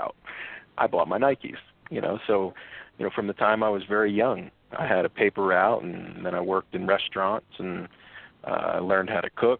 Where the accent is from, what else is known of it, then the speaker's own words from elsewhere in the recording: Pines Lake, New Jersey, United States; We grew up in Pines Lake, which was a very nice area